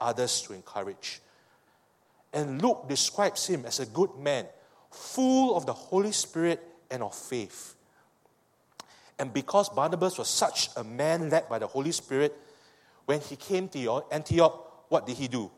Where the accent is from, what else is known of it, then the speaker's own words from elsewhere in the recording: Singapore; I speak as a Singaporean